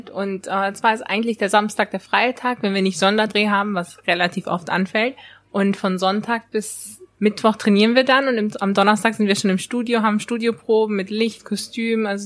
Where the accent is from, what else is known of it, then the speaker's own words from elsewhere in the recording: Germany; Und zwar bin ich in Deutschland aufgewachsen, aber manchmal habe ich gar nicht so das Gefühl, dass man so die volle deutsche Mentalität hat